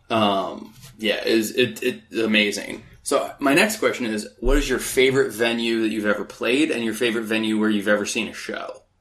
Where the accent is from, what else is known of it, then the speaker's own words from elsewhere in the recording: Phoenix, Arizona, United States; moved away as an adult; now in Los Angeles, United States; I grew up in Phoenix, Arizona